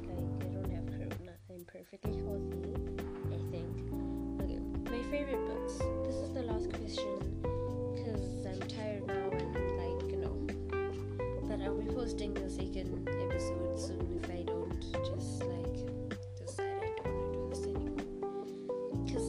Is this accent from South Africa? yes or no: yes; South Africa; I was born in South Africa